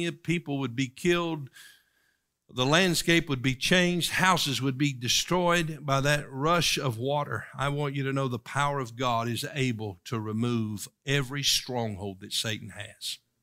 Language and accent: English; East Tennessee, United States; Where I grew up in East Tennessee